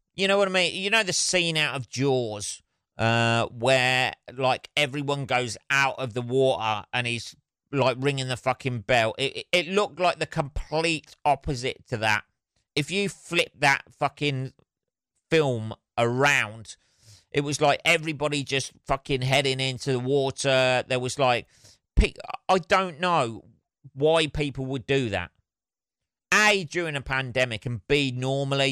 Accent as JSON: {"language": "English", "town": "Northampton", "region": "East Midlands", "country": "United Kingdom", "tie": "born or raised there", "said": "My hometown"}